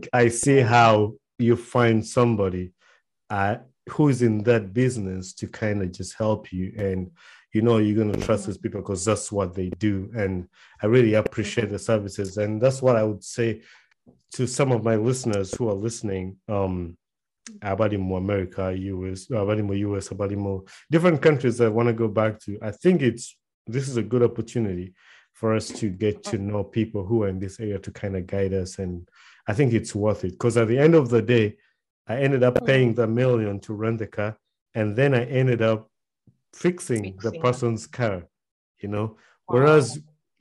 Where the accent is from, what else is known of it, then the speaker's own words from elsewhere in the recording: Kampala, Central Region, Uganda; moved away; one thing that I grew up with in Uganda, and most of us in Uganda